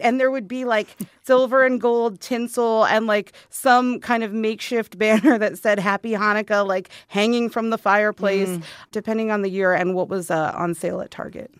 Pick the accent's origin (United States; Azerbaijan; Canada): United States; Arizona; I grew up here in Arizona